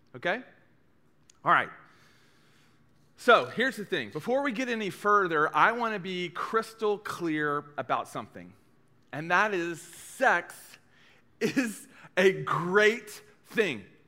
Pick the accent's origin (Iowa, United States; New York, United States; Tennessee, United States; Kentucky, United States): Tennessee, United States; East; I'm from East Tennessee.